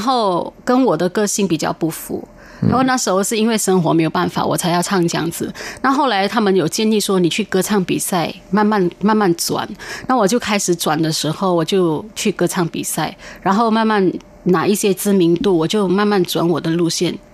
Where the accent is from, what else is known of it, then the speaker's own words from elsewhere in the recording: Malaysia; now in Taiwan; 因为我是马来西亚人